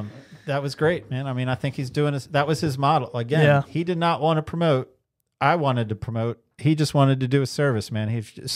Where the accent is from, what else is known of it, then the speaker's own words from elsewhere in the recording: Ocean City, Maryland, United States; I grew up in Ocean City, Maryland